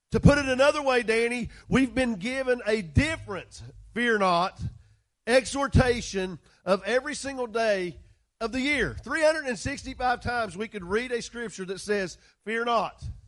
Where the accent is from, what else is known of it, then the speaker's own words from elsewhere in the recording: West Virginia, United States; West Virginia